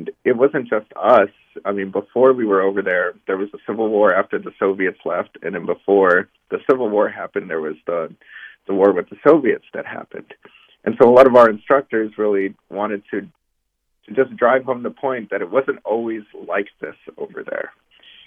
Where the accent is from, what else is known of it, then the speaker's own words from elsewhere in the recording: Arizona, United States; moved away; the area where I grew up in the United States, which is in Arizona, right along the border